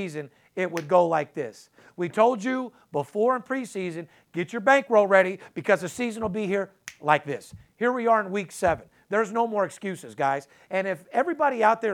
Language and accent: English; Las Vegas, Nevada, United States; a guy that's actually third generation born and raised in Las Vegas, out here in Las Vegas